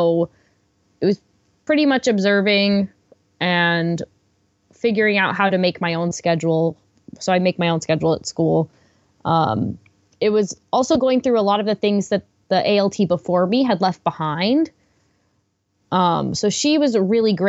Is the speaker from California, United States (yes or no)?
no; Washington, District of Columbia, United States; moved away as an adult; now in Japan; I'm from Washington, D.C. originally